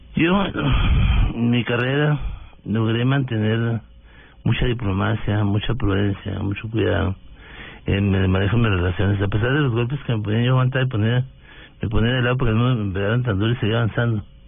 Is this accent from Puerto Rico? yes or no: no; Delicias, Chihuahua, Mexico; moved away as an adult; now in Bogotá, Colombia; Yo soy un mexicano de origen humilde del norte de México, de Ciudad de Chihuahua es una población de 120.000 mil habitantes. Eh, crecí en, Delicias